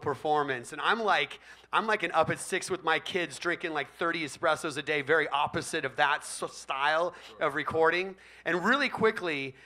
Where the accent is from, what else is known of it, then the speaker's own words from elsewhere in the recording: Bay Area, California, United States; I grew up in the Bay Area